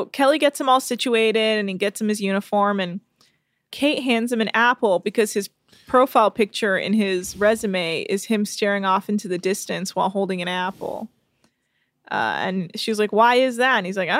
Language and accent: English; England, United Kingdom; And I'm also from England, which I thought was really funny.